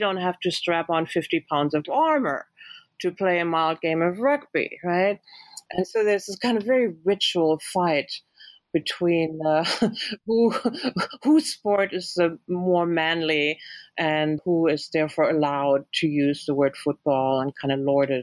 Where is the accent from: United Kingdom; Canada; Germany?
Germany; moved away as an adult; I grew up in Germany. Yes, I came to grad school here in the 90s